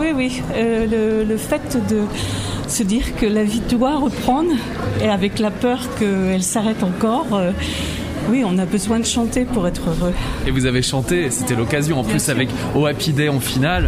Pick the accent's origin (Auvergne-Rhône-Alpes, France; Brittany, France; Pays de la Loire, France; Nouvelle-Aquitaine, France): Brittany, France; chez nous en Bretagne